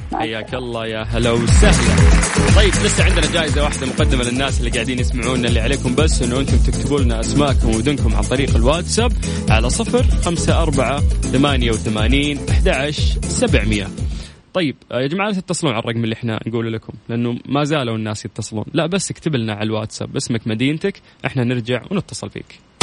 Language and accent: Arabic; Saudi Arabia